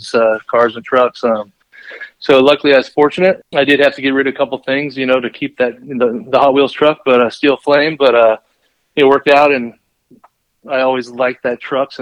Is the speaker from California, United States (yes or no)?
yes; Orange County, California, United States; I grew up in Orange County